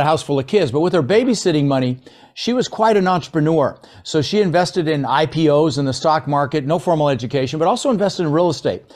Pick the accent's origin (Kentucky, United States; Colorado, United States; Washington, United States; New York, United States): Colorado, United States; Denver; English is a second language; also born or lived in Netherlands; we ended up in Denver, Colorado